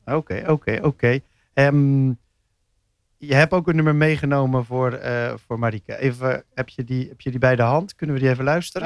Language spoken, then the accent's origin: Dutch; Rotterdam, South Holland, Netherlands; als echte Rotterdammer